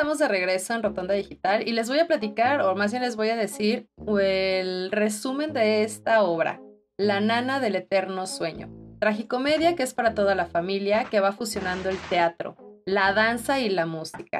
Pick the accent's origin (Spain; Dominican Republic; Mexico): Mexico